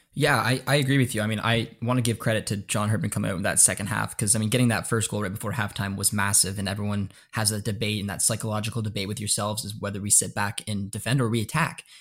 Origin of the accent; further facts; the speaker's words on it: Canada; I'm Canadian